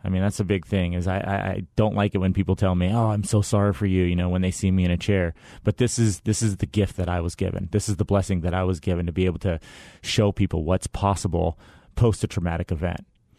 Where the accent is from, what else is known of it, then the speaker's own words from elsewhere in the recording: Phoenix, Arizona, United States; Well, I was born and raised in Phoenix, Arizona, graduated from Horizon High School.